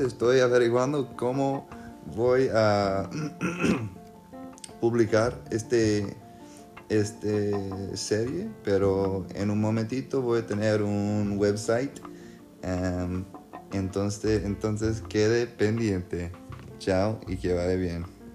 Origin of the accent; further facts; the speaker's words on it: New Orleans, Louisiana, United States; Spanish is a second language; also born or lived in South America; now in Austin, United States; en Nueva Orleans, donde yo, me crecí, de donde soy.